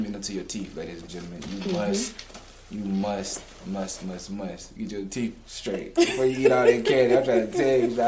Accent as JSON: {"language": "English", "town": "Atlanta", "region": "Georgia", "country": "United States", "said": "I'm from Atlanta"}